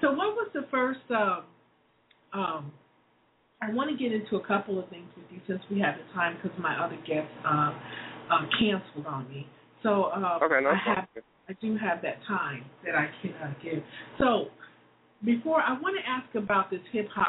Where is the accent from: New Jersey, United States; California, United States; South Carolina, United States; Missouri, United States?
New Jersey, United States; Newark; moved away; I was born in Newark, New Jersey. I was born in the heart of the ghetto. So I grew up there